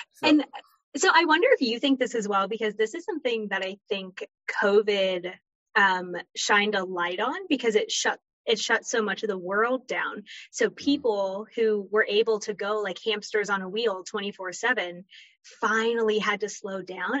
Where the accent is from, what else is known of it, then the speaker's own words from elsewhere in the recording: Florida, United States; moved away; also born or lived in North Carolina; I'm originally from Florida, moved to North Carolina